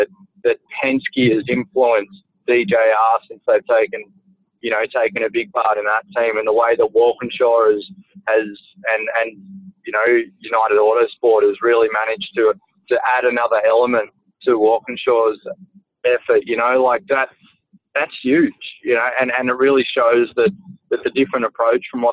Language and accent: English; Gold Coast, Queensland, Australia; as a kid, I grew up on the Gold Coast watching that IndyCar race